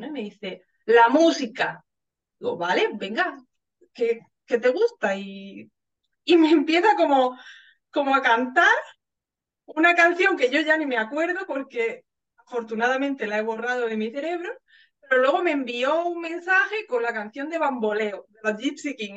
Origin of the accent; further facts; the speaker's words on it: southern Spain, Spain; si es del sur, si es de mi pueblo, si es de España en general